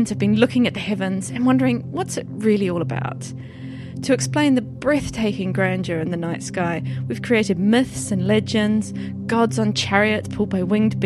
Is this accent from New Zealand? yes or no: yes; New Zealand; now in York, United Kingdom; I'm an astronomer from New Zealand, and I now work at the University of York